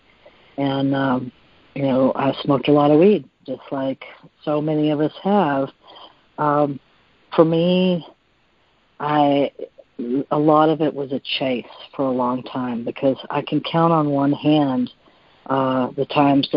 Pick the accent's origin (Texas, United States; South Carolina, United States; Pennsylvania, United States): Texas, United States; I'm from Texas